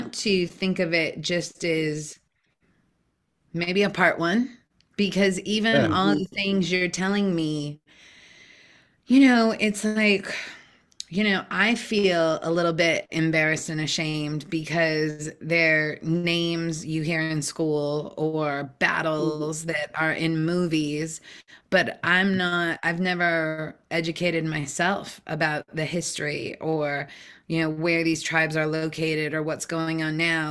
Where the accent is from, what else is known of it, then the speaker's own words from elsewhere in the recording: Seattle, Washington, United States; growing up in Seattle